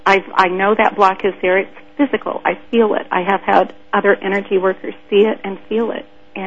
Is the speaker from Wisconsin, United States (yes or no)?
no; Manhattan, Kansas, United States; I'm from Manhattan, Kansas.